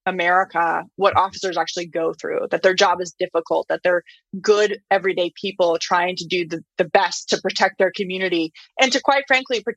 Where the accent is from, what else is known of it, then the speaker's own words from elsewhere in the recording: Flagstaff, Arizona, United States; my hometown of Flagstaff